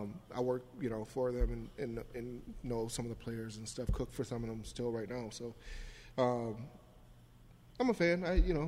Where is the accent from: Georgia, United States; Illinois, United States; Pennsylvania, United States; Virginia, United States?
Illinois, United States; Chicago; now in Minneapolis, United States; I'm from Chicago, so I'm a Bulls fan.